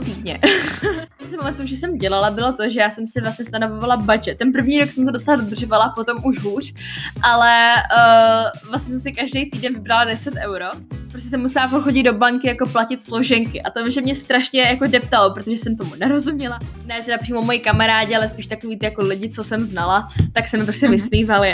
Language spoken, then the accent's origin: Czech; Czechia; accent: Czech; moved away; Mám prostě jako český přízvuk